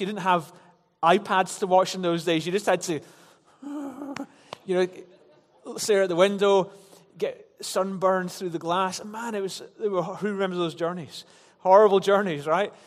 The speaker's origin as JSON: {"language": "English", "town": "Glasgow", "region": "Scotland", "country": "United Kingdom", "tie": "born or raised there", "said": "growing up in Glasgow"}